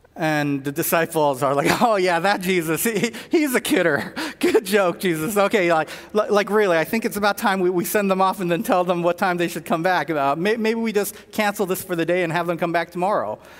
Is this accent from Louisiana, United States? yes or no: no; Southern California, United States; I'm from Southern California